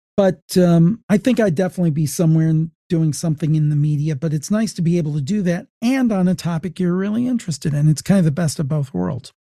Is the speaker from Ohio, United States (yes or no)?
yes; Ohio, United States; I'm from the American State of Ohio